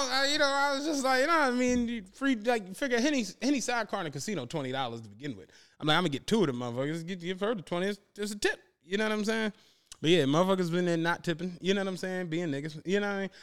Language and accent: English; Philadelphia, Pennsylvania, United States; I'm from Penrose